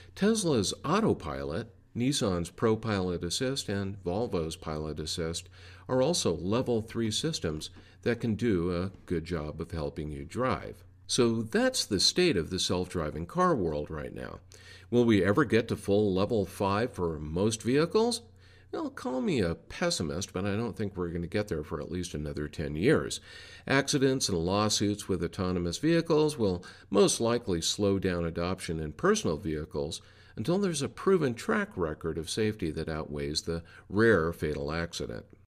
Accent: Denver, Colorado, United States; my hometown of Denver, Colorado

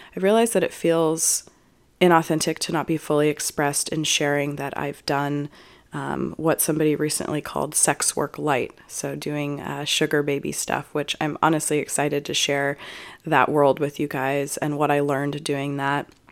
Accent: Juneau, Alaska, United States; now in Austin, United States; I was born in Juneau, Alaska

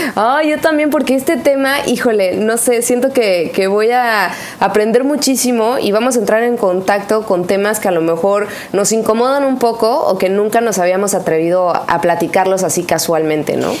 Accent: Mexico; nuestro orgullo de ser mexicano

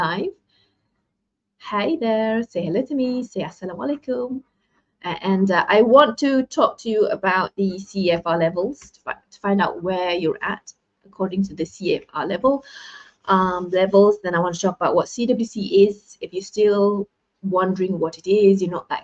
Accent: Malaysia; I'm from Malaysia

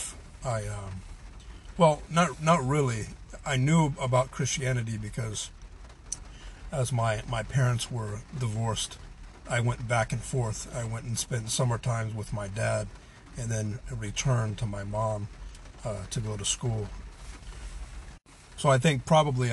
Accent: Pacific Northwest, United States; also born or lived in Southern California; we all packed up and went to the Pacific Northwest, where she remarried 4 years later, and actually grew up on a farm

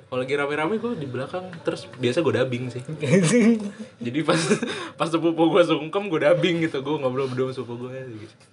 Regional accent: Jakarta, Indonesia; gue kan orang Jawa ya dan gue besar di Jakarta gue nggak paham kan nggak terlalu paham bahasa Jawa kan

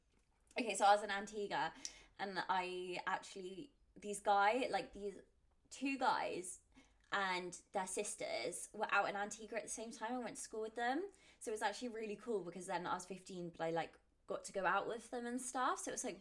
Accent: Australia; accent: Australian; I think it's because I like break my Australian accent

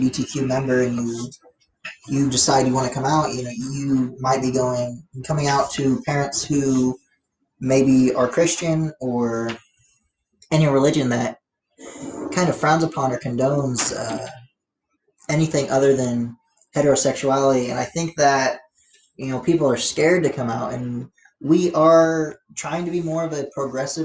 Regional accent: United States

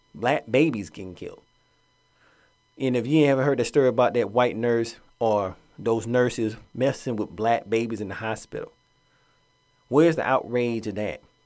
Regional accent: Atlanta, Georgia, United States; moved away; Growing up in Atlanta, that's my hometown

